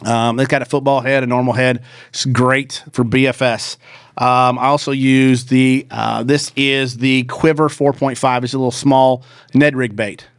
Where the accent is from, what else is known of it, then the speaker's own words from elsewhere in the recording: the South, United States; I grew up in The South